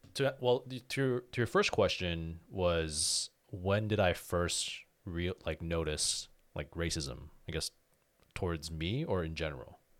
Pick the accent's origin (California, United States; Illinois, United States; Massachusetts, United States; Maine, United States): California, United States; Daly City; growing up in Daly City